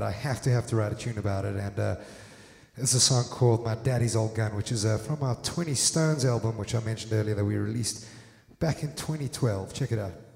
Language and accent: English; South Africa; now in Netherlands; back in South Africa